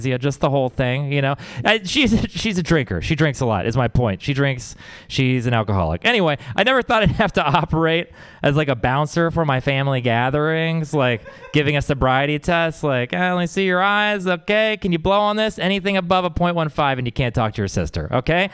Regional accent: Texas, United States; I come from Texas

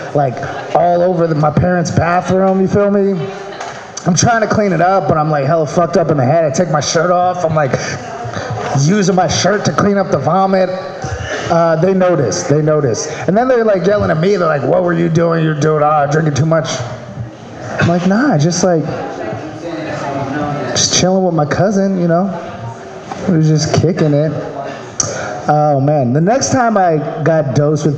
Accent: Maryland, United States; now in California, United States; I'm from Maryland.

